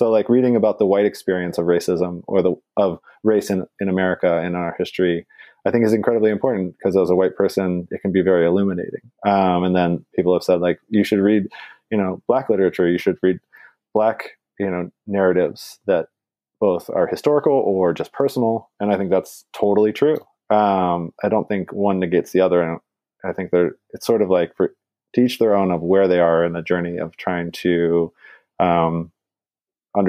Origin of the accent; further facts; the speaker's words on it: Portland, Oregon, United States; now in East Coast, United States; to be on the East Coast and to have my hometown in the national news